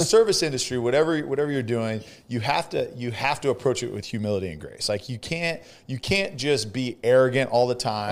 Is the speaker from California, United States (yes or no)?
yes; California, United States; now in Texas, United States; I'm from California